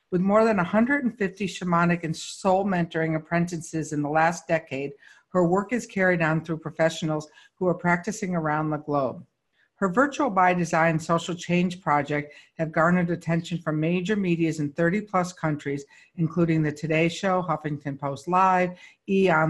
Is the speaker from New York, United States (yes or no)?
yes; Syracuse, New York, United States; now in Palm Springs, United States; I came from Syracuse.